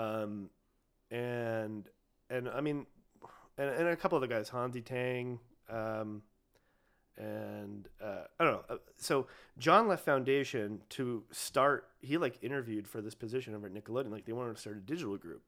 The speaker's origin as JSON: {"language": "English", "town": "Ojai", "region": "California", "country": "United States", "tie": "born or raised there", "said": "I grew up in Ojai"}